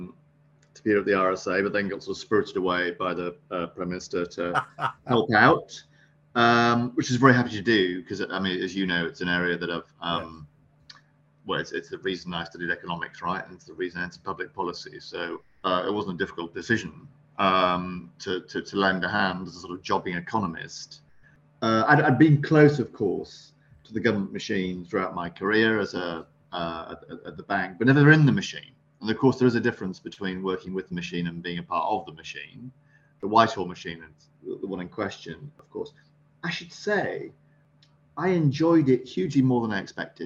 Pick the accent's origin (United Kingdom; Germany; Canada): United Kingdom; Sunderland, North East England; I was born up in Sunderland on the northeast coast.